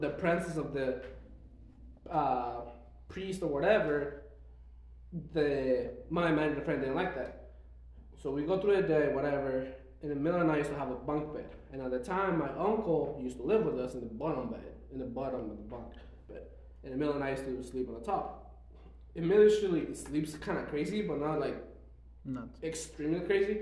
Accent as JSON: {"language": "English", "country": "Mexico", "tie": "born or raised there", "also_born_or_lived": "Mexico City, Mexico / Puerto Vallarta, Mexico", "moved": "yes", "said": "we moved houses from Mexico City to Puerto Vallarta, we had to find a new school and everything"}